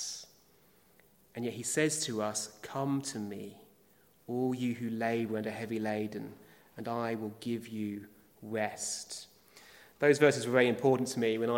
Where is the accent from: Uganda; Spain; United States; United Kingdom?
United Kingdom; As British people